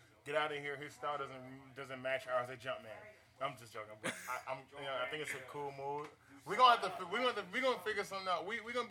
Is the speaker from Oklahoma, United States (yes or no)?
no; Nashville, Tennessee, United States; moved away; I am from Nashville, Tennessee. 615